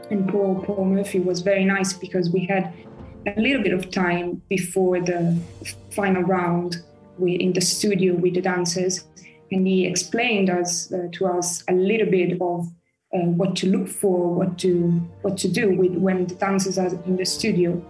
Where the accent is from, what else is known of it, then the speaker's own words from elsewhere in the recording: Florence, Tuscany, Italy; moved away as an adult; also born or lived in Paris, France / Germany / Michigan, United States; now in London, United Kingdom; Florence. I was born in Paris, actually.